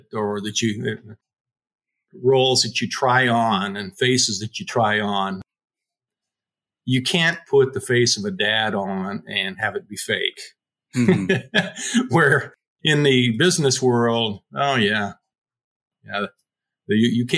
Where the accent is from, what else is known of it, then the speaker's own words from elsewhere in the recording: Pocatello, Idaho, United States; moved away; I grew up in Pocatello, Idaho